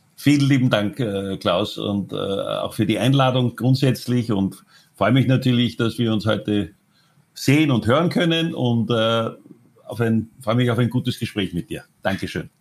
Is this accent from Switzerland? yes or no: no; Austria; moved away as an adult; now in Thailand; ich als einziger gebürtiger Österreicher